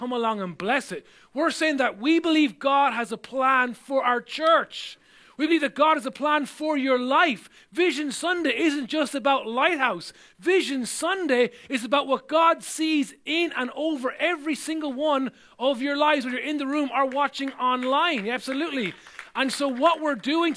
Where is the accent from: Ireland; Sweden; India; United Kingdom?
Ireland; growing up in Ireland